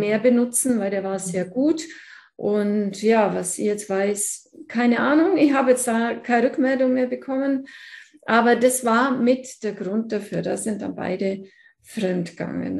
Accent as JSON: {"language": "German", "area": "Allgäu", "region": "Bavaria", "country": "Germany", "said": "ich komme hier aus dem Allgäu. Man hört es wahrscheinlich auch etwas, ganz verleugnen kann ich es nicht."}